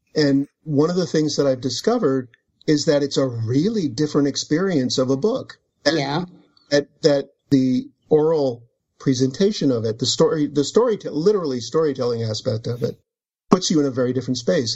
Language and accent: English; United States; as an American